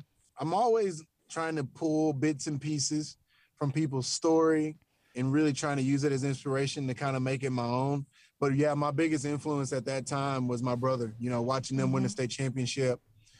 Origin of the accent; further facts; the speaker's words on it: Tyler, Texas, United States; born and raised in East Texas, born and raised in Tyler, Chapel Hill. My mom, Brenda, was a single mom that raised me. You know, went to Chapel Hill High School